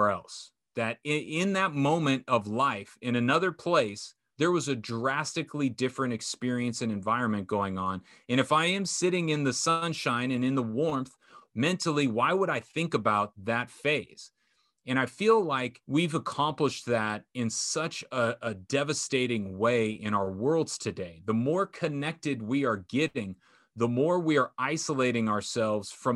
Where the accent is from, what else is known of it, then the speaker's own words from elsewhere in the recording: Orange County, California, United States; growing up in Orange County, having my parents be together